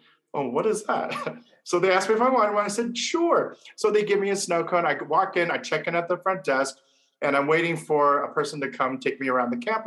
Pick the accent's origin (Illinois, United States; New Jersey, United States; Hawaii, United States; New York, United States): Hawaii, United States; now in Las Vegas, United States; I'm a local island boy from Hawaii